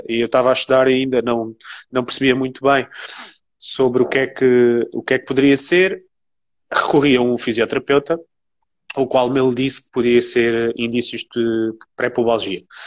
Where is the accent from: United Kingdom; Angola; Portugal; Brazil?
Portugal; Alentejo; eu joguei, obviamente, sempre em distritais, porque eu sou do Alentejo